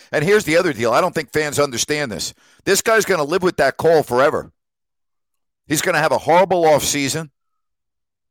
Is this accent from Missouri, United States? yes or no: no; New York, United States; moved away; also born or lived in Sacramento; I'm from New York